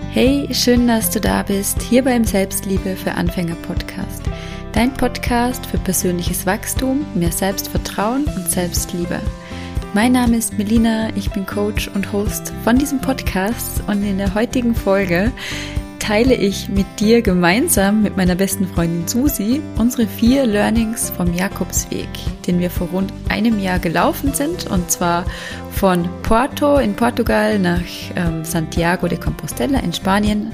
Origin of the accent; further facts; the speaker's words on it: Vorarlberg, Austria; accent: Vorarlberger Dialekt; Also ich komme ja aus Vorarlberg